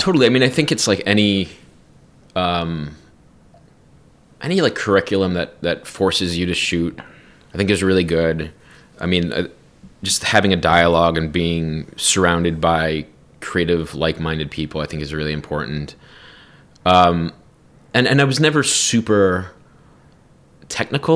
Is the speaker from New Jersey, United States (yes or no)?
yes; New Jersey, United States; growing up in New Jersey